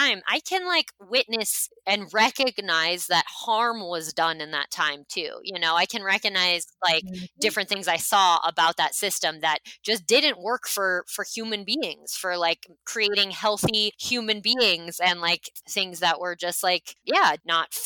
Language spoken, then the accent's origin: English; United States; I am from the United States